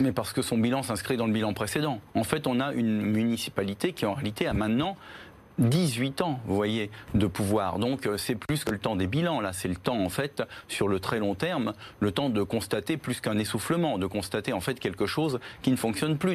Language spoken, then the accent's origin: French; Paris, Île-de-France, France; Je suis un citoyen parisien, je suis né à Paris